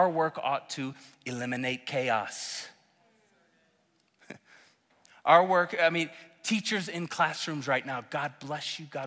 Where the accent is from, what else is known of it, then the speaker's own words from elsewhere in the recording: Oklahoma, United States; moved away as an adult; now in Colorado, United States; I'm from Oklahoma. I love Oklahoma